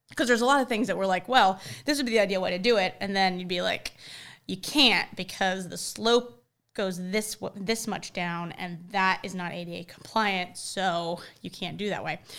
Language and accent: English; Charlotte, North Carolina, United States; growing up in Charlotte and having our foothold in Charlotte